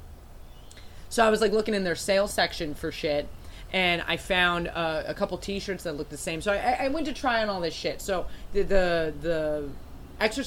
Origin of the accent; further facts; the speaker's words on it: United States; I'm American